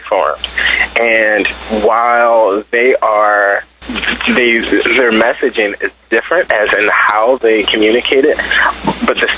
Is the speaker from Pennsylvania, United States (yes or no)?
yes; Philadelphia, Pennsylvania, United States; I'm from Philadelphia